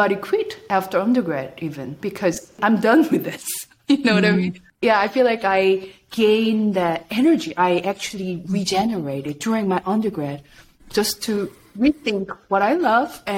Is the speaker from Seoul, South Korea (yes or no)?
no; Busan, South Korea; English is a second language; moved away as an adult; staying in Busan, which is my hometown